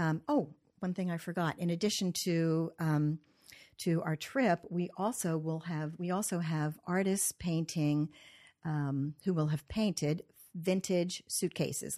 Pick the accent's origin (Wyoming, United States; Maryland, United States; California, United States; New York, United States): Maryland, United States; Cumberland; also born or lived in Columbia, Maryland; I was born in Cumberland, Maryland. I went to Lavelle School, which is long gone, and, uh, grew up here